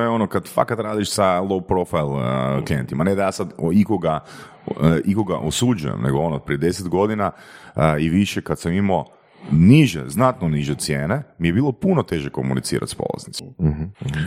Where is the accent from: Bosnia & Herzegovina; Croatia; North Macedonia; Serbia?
Croatia; Varaždin, Varaždin County; ja sam iz Varaždina